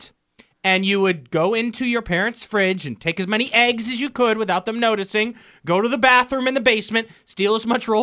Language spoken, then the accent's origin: English; Fairfax Station, Virginia, United States; now in Richmond, United States; in Barrington, where I grew up in Fairfax Station